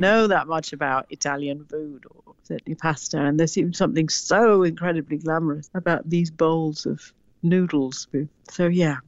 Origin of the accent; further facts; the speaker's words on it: Sri Lanka; as a little girl growing up in Sri Lanka